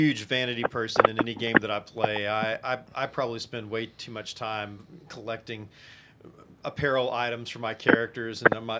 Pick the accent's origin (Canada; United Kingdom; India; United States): United States; Arkansas; now in Texas, United States; I grew up in Arkansas